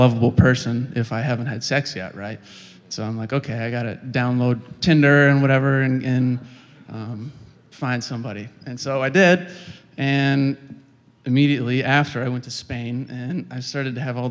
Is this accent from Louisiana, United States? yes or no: no; Kalamazoo, Michigan, United States; I'm from Kalamazoo, Michigan